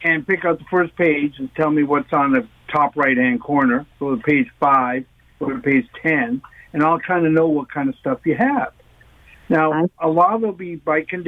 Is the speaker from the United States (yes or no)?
no; Canada; as a Canadian